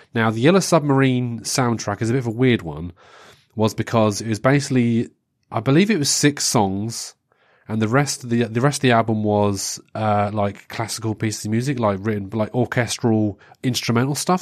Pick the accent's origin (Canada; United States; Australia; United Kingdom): United Kingdom; England; being English